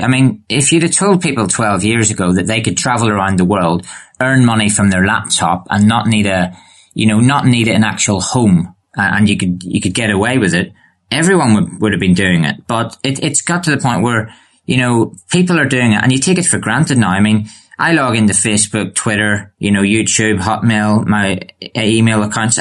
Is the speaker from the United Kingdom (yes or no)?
yes; Bangor, Northern Ireland, United Kingdom; I'm from Northern Ireland